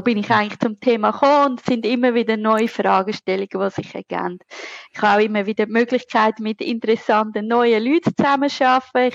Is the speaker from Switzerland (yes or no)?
yes; Zurich, Switzerland; accent: Zurich dialect; ihr hört es an meinem charmanten Akzent, also Dialekt, ich bin Zürcherin